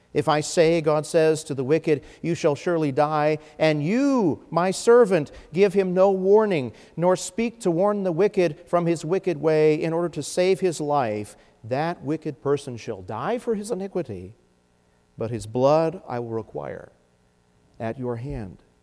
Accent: United States

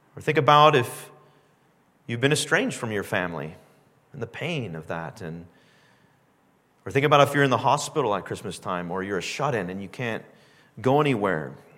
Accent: Southern California, United States; now in Canada; I grew up in Southern California

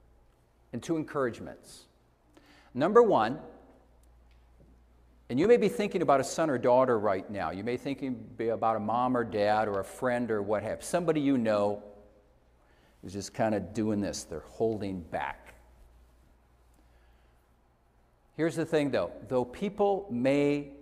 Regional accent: Iowa, United States; moved away; I took a trip to where I grew up in Iowa

